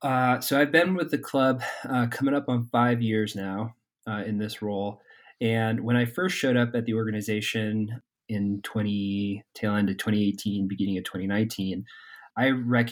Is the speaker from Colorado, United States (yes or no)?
yes; Durango, Colorado, United States; And we have a similar plan here in my hometown in Durango.